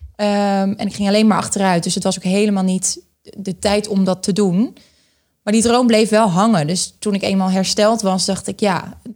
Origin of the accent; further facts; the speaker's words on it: Groningen, Netherlands; ik ben eh, opgegroeid in Groningen. Dus ik ben een echt Groningse